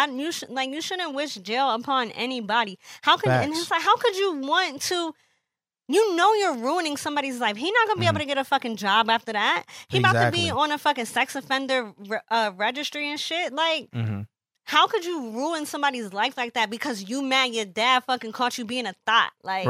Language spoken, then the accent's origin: English; United States; I used to always thank God that I was born in the United States of America